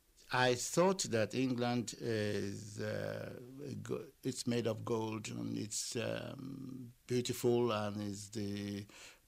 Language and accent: English; Lagos, Nigeria; moved away as an adult; now in Ireland; I was born in Lagos, and I went to school in Lagos